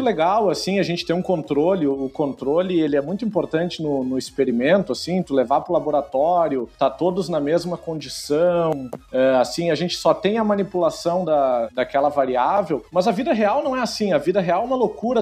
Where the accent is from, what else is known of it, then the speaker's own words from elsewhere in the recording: Rio Grande do Sul, Brazil; accent: gaúcho; o sotaque vai estar tá garantido aí